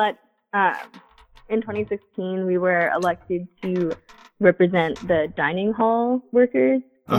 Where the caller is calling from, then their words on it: Grinnell, Iowa, United States; I'm calling you from Grinnell, Iowa.